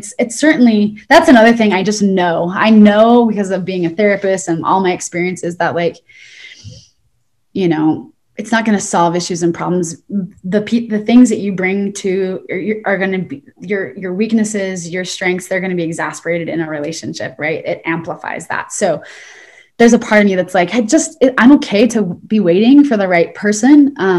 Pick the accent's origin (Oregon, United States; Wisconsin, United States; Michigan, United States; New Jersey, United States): Oregon, United States; also born or lived in Utah / San Diego; now in Arizona, United States; I'm from Oregon and then I moved to Utah and I lived in San Diego.